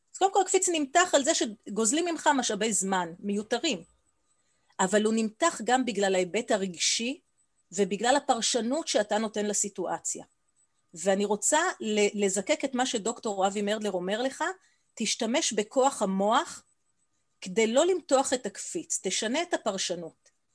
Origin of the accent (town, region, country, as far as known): Israel